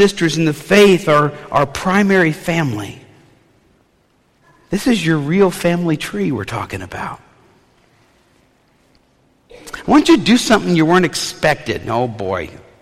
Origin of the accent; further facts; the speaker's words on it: New Orleans, Louisiana, United States; When I was a kid growing up in New Orleans